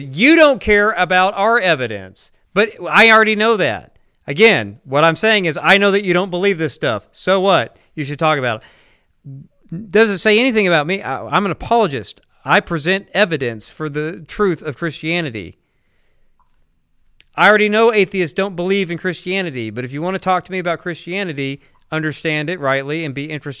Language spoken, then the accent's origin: English; the South, United States; I'm from the South.